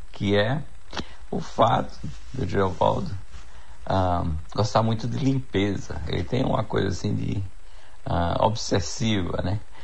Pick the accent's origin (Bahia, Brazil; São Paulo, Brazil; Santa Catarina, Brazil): Bahia, Brazil; Jacobina; now in Canada; sou filho de Jacobina, cresci em Jacobina